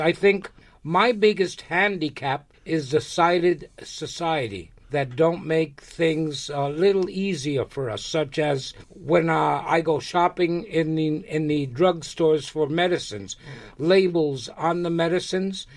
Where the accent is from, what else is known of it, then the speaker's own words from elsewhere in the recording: New York, United States; also born or lived in Lares, Puerto Rico; I was born in Puerto Rico. I was born in a small town called Lares. And uh, I came to America when I was five years old, so I really didn't get a chance to live much in Puerto Rico. Uh, but when I came to New York, I got into the educational system here